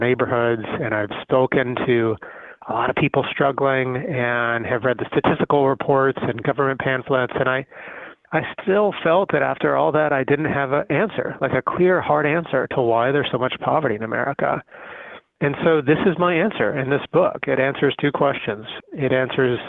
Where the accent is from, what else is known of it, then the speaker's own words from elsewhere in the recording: Arizona, United States; moved away; also born or lived in San Jose, California; I was born in San Jose, actually, but I was raised in a little town in Arizona, and I grew up poor